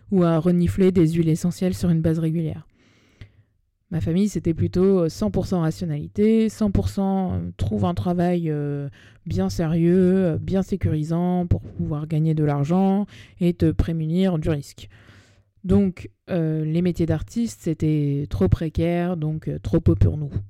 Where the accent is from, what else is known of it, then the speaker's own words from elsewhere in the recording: Paris, Île-de-France, France; j'ai 30 ans, je suis née à Paris, j'ai grandi entre cette ville et sa banlieue, et j'ai donc une affection toute particulière pour elle